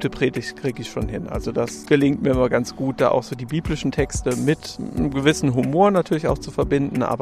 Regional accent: Rhineland-Palatinate, Germany; Ja, Kölsch kann ich nicht, weil ich komme aus dem Westerwald ursprünglich.

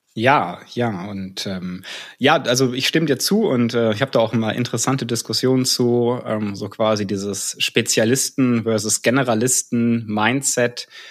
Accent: North Rhine-Westphalia, Germany; moved away as an adult; also born or lived in Karlsruhe; now in Cologne, Germany; da ich tatsächlich aus Westfalen komme.

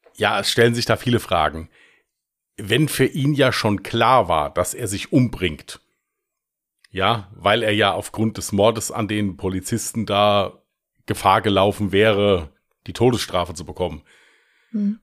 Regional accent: Westerwald, Rhineland-Palatinate, Germany; accent: Westerwälder Dialekt; Mit meinem Westerwälder Dialekt, aber spielt ja keine Rolle, ich stehe dazu

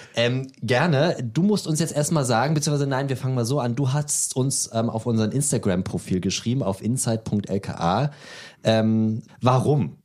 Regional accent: Berlin, Germany; Ich bin ja Berliner, da, da heißt es ja, ich wohne in Berlin, dann wohne ich auch in Berlin.

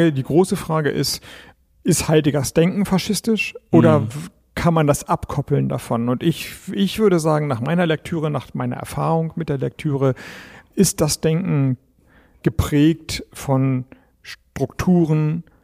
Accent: North Germany, Germany; Ich komme nun aus dem Norden, diese ganz andere Stadt.

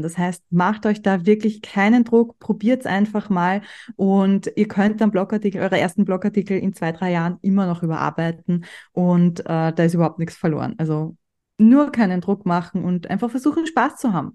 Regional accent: Austria; bei uns in Österreich

